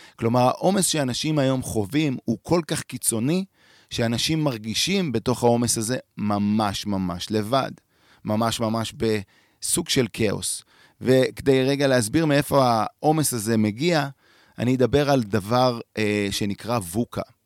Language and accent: Hebrew; Tel Aviv, Tel Aviv District, Israel; moved away as an adult; now in Merom Golan, Israel; גדלתי בתל אביב